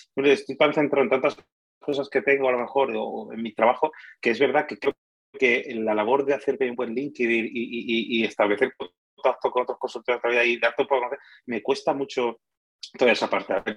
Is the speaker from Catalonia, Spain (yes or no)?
no; Málaga, Andalusia, Spain; also born or lived in Madrid; El, que es de Málaga de verdad soy yo